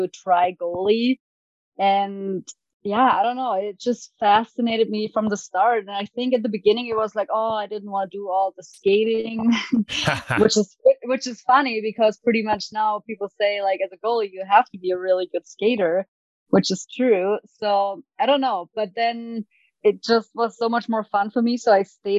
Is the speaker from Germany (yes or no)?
yes; Germany; English is a second language; also born or lived in Duluth, Minnesota; Played hockey growing up in Germany, youth hockey all the way to like a men's team